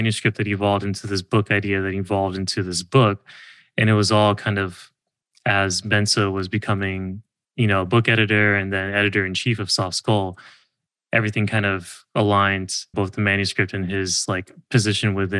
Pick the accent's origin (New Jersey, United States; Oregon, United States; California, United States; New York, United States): California, United States; being a Californian